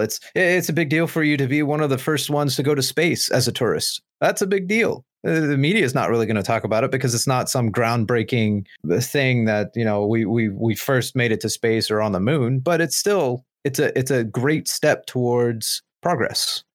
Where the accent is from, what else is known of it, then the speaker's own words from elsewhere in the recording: United States; We, as the American people